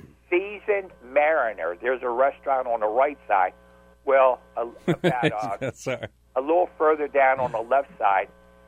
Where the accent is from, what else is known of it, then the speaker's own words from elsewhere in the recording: Baltimore, Maryland, United States; now in Essex, United States; I grew up in Fells Point.